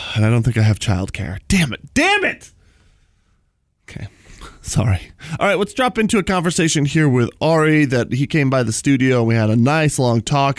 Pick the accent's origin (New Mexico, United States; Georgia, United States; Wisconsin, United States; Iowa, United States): New Mexico, United States; moved away; We're both from New Mexico